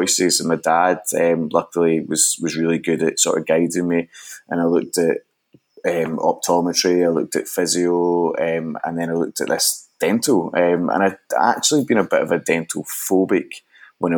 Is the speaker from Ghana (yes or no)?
no; Glasgow, Scotland, United Kingdom; I grew up in Glasgow, Scotland.